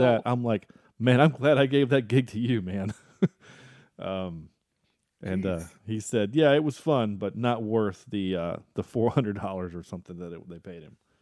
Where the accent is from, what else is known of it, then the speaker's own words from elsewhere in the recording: North Carolina, United States; As North Carolinians, the three of us are